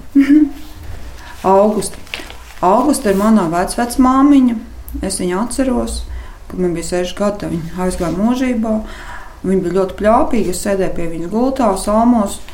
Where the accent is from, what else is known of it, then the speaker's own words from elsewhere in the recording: Latvia; moved away; also born or lived in Kuldīga / Liepāja; Stāsts ir par maniem laukiem, kurus pavadīju visu savu bērnību